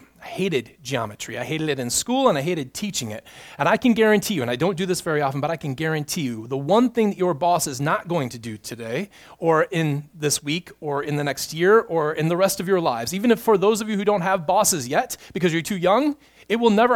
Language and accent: English; United States; We, as an American people